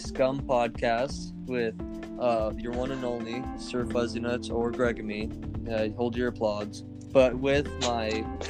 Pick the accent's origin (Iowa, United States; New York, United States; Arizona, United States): Arizona, United States; it's my home state.